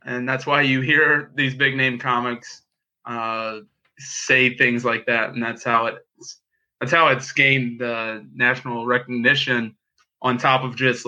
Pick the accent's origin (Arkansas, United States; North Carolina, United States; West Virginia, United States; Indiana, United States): Indiana, United States; Indianapolis; Grew up in Indianapolis